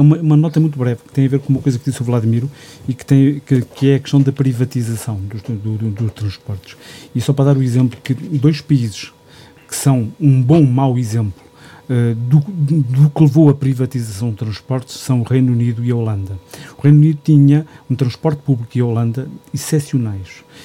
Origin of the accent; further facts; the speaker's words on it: Gouveia, Centro, Portugal; meu conselho, que sou de Gouveia